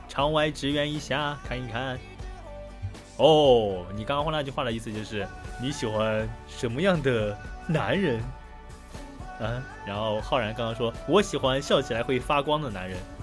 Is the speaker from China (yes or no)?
yes; China; 我是中国人嘛